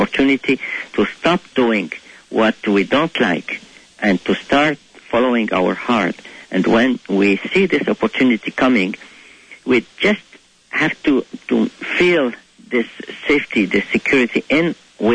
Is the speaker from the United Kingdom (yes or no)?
no; Cairo, Cairo Governorate, Egypt; first language Arabic; English is a second language; moved away as an adult; I was born in Egypt, in Cairo, where every spring when we just go outside, we smell the orange blossoms